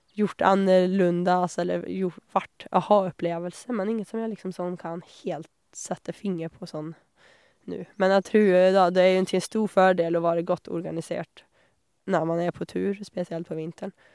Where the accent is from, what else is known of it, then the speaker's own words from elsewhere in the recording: southern Sweden, Sweden; Norwegian is a second language; moved away as an adult; also born or lived in Australia; now in Honningsvåg, Norway; det var jo ikke noe snø hjemme i Sør-Sverige